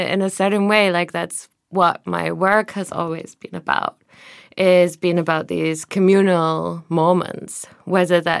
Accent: Glasgow, Scotland, United Kingdom; moved away as an adult; now in Berlin, Germany; I moved to Berlin when I was 21 from Glasgow.

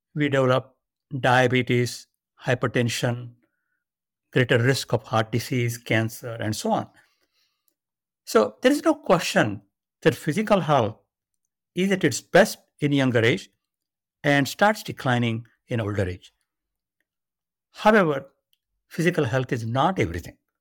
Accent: India; moved away as an adult; now in United States; I was born and grew up in India.

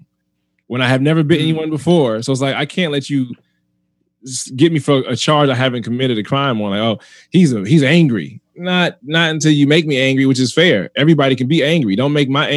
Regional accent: United States; I'm American made, like born and raised here.

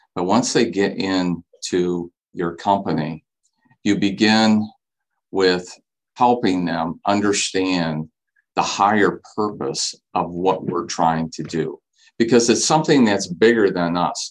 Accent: Saginaw, Michigan, United States; I grew up in Saginaw, been here my entire life.

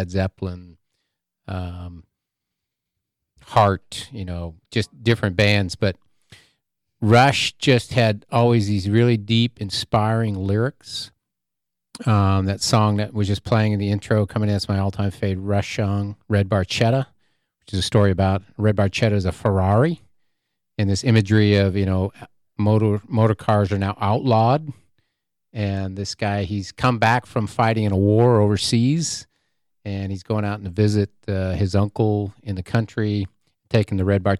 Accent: Seattle, Washington, United States; I grew up out in the Seattle area

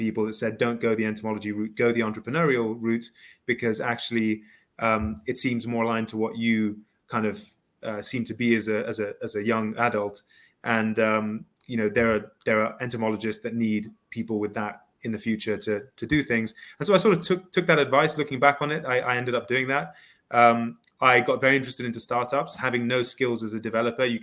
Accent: Kenya; also born or lived in South Africa / Ivory Coast; I, I, grew up in africa um, Kenya, South Africa, the Ivory Coast, sort of traveled around.

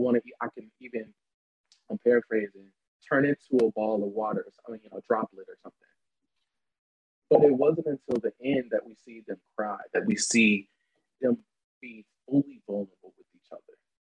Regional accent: the South, United States; because I haven't been to a church in such a long time, because growing up in the South, it's, you know, gay men seen and not seen.

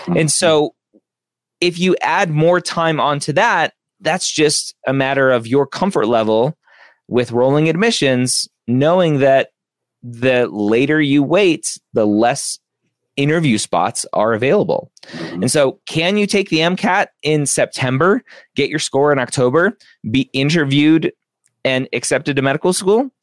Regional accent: Southern California, United States; I grew up in Southern California

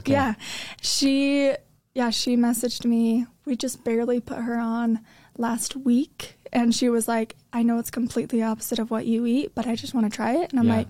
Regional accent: Riverton, Utah, United States; So I am from Utah, just born in Riverton. And I grew up dancing.

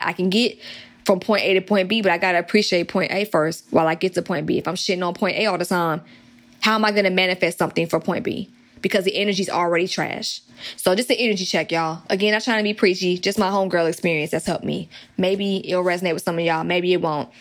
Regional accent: Atlanta, Georgia, United States; accent: country; growing up in Atlanta

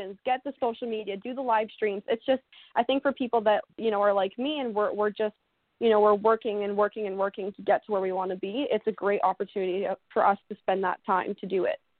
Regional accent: Oakland, Ontario, Canada; I'm from Oakland, Ontario, Canada. So Oakland is a really, really, mm. really tiny, tiny town.

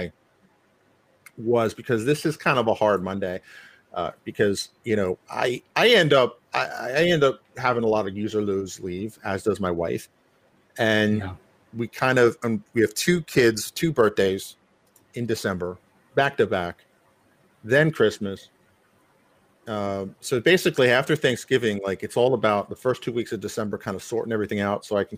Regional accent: New York, United States; I grew up hearing all these languages, of course, growing up in New York

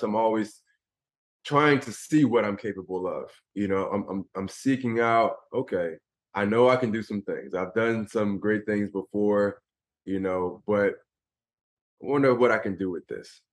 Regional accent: Philadelphia, Pennsylvania, United States; I grew up in Philadelphia

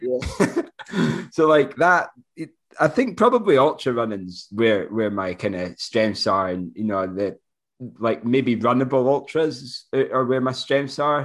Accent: Moray, Scotland, United Kingdom; 'cause I'm from Murray as well

